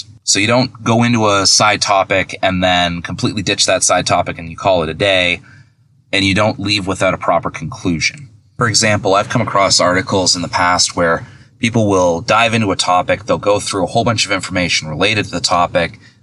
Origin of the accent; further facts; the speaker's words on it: Milton, Ontario, Canada; accent: Canadian; I'm Canadian. If you can't tell, I'll say a boot instead of about